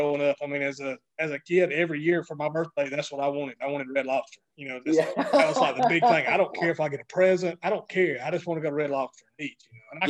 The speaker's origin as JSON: {"language": "English", "region": "the South", "country": "United States", "tie": "born or raised there", "lives_now": "Alabama, United States", "said": "growing up in the South"}